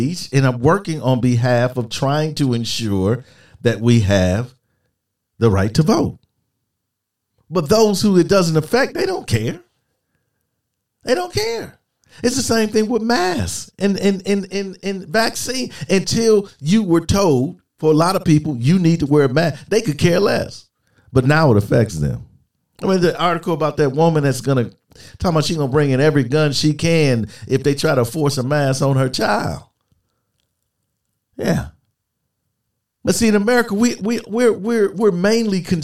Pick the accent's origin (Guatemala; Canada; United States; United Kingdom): United States; as an American, especially as an American military man